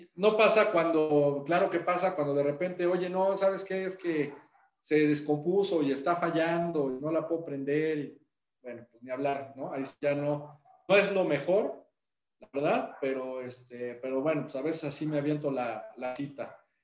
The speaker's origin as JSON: {"language": "Spanish", "region": "Puebla", "country": "Mexico", "said": "los que somos de Puebla"}